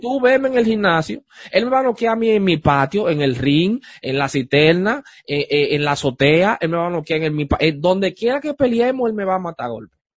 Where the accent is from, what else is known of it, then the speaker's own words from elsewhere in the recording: Dominican Republic; en Santo Domingo, en mi país, en República Dominicana